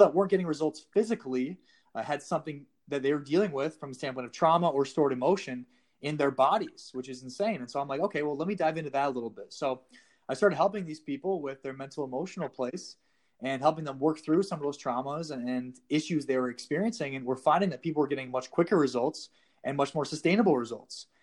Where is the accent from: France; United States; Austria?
United States; South Dakota; moved away as an adult; I was a personal trainer in my hometown for about six, seven months, um, and about halfway into that, I realized I needed to leave South Dakota